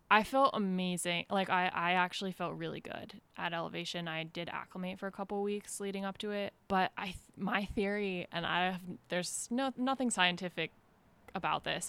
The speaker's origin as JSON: {"language": "English", "region": "Vermont", "country": "United States", "tie": "born or raised there", "moved": "as an adult", "lives_now": "Mill Valley, United States", "said": "I grew up in Vermont, to pretty active, like, outdoorsy family"}